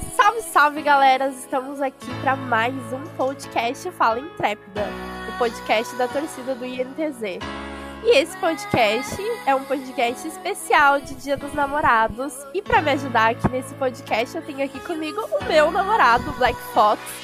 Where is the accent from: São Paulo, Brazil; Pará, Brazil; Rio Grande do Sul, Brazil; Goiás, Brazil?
Rio Grande do Sul, Brazil; on the border with Argentina, interior of; A gente é do Rio Grande do Sul, só que ele é da capital e eu sou do interior na divisa com a Argentina